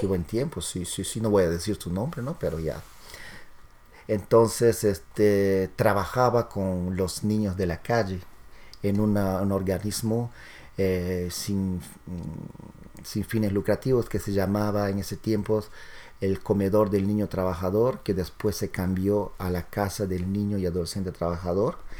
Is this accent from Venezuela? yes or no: no; Peru; moved away; como buen latino, buen peruano